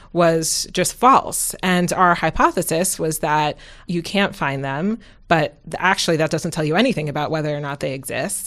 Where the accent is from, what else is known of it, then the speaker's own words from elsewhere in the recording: New York City, New York, United States; moved away as an adult; also born or lived in Massachusetts / West Coast; I grew up in New York City